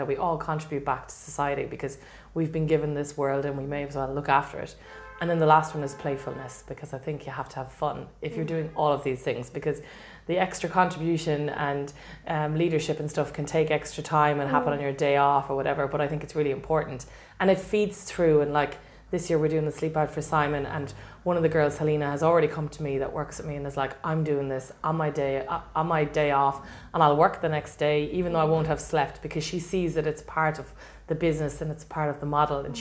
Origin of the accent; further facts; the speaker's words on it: Galway, Connacht, Ireland; I'm actually a Galway girl. I'm from Dangan